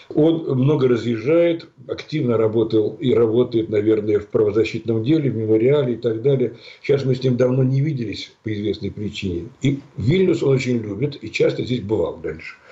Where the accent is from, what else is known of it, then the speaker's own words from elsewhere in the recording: Moscow, Russia; moved away as an adult; now in Lithuania; Я москвич по рождению